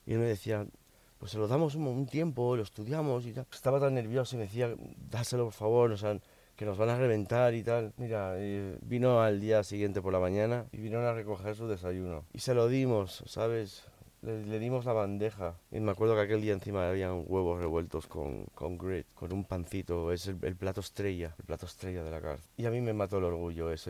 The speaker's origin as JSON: {"language": "Spanish", "town": "Miami", "region": "Florida", "country": "United States", "tie": "born or raised there", "also_born_or_lived": "Spain", "said": "Yo nací en España, pero con cuatro años mis padres inmigraron a Estados Unidos. Me crié en Miami"}